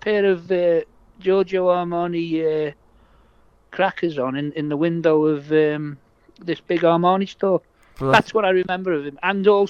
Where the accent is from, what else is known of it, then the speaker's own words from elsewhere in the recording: Liverpool, North West England, United Kingdom; now in Leicester, United Kingdom; I've spent most of my adult life here. But I was born in Liverpool